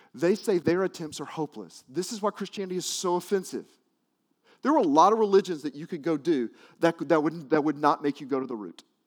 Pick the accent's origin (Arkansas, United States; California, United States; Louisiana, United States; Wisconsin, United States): Arkansas, United States; I grew up in Arkansas